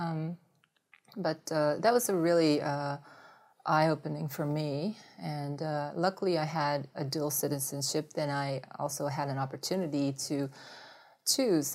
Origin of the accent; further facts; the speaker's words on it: Japan; English is a second language; moved away; also born or lived in United States; since I grew up in Japan for a long time.